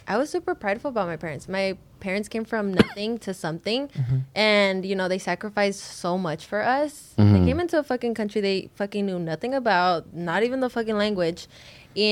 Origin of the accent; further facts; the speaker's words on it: Los Angeles, California, United States; we grew up in South Central